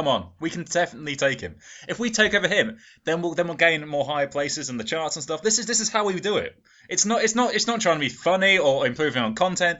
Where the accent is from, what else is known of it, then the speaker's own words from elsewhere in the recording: England, United Kingdom; I'm from England. I don't understand the rules.